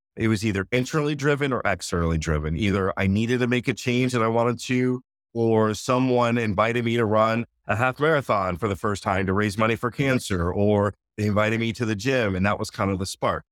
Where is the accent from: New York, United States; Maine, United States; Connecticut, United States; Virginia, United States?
Connecticut, United States; born and raised in Connecticut